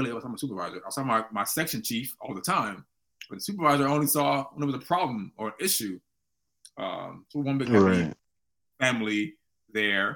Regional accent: Chicago, Illinois, United States; I was from the West Side.

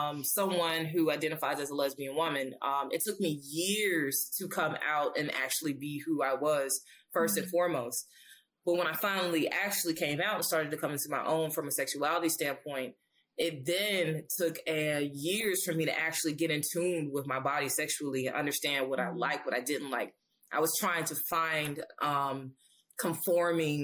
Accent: Alabama, United States; I grew up in Alabama.

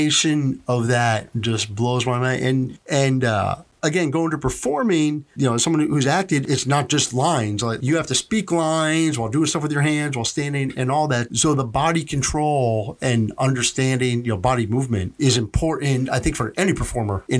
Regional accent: New Jersey, United States; now in Miami, United States; I grew up in New Jersey

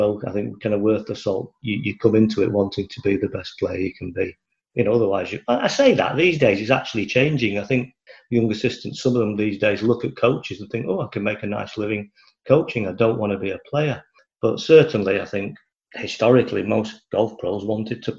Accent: Manchester, North West England, United Kingdom; also born or lived in Altrincham / Chorley, Lancashire; now in Warrington, United Kingdom; I'm originally from Manchester. That's where I grew up, kind of Worsley

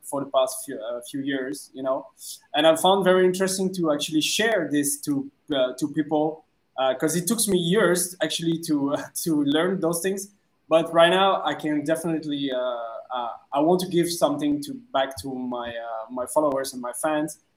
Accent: France; English is a second language; moved away as an adult; now in Vietnam; I'm originally from France, so I'm French

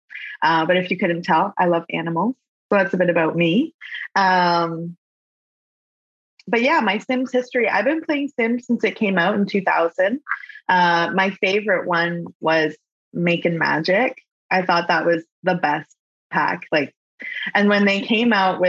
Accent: Kitchener, Ontario, Canada; also born or lived in London, Ontario; I was born and raised in Canada, Kitchener

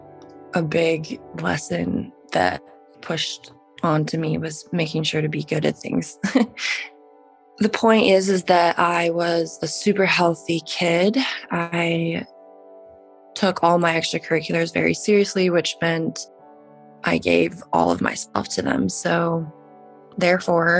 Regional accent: Salt Lake City, Utah, United States; I was born and raised in Salt Lake City, Utah

